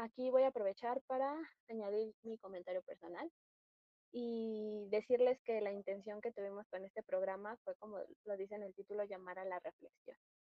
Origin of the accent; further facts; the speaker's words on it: Mexico; como mexicanas nos compete mucho